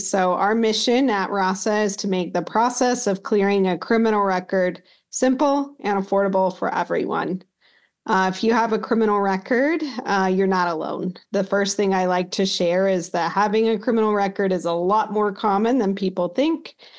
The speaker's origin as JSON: {"language": "English", "region": "Utah", "country": "United States", "tie": "born or raised there", "said": "I grew up in Utah."}